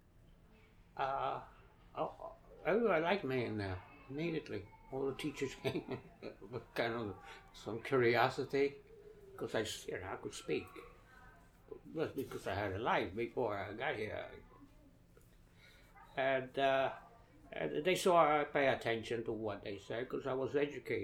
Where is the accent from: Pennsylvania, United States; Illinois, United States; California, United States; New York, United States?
New York, United States; New York City; also born or lived in Ponce, Puerto Rico / Connecticut; A lot of it, yes, because I always returned to Brooklyn